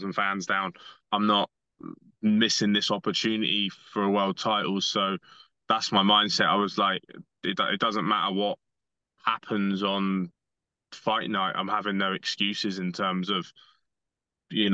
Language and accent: English; Bournemouth, South West England, United Kingdom; my hometown